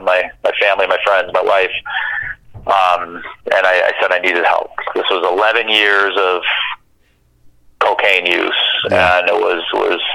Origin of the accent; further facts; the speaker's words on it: Chicago, Illinois, United States; moved away as an adult; also born or lived in Michigan; I grew up in Chicago, so my family and friends are all there